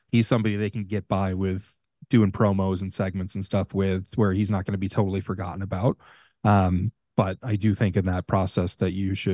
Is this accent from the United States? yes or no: yes; Long Island, New York, United States; I'm from Long Island.